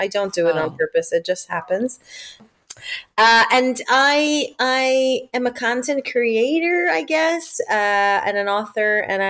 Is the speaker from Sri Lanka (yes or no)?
no; Israel; accent: American; now in United Kingdom; I live in the UK, but I'm originally from Israel. And the number one question I get asked is, why do I sound American?